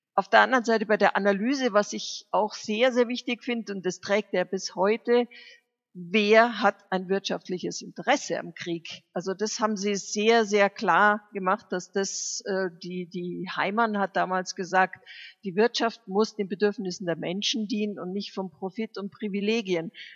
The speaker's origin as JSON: {"language": "German", "country": "Germany", "said": "Bei uns in Deutschland"}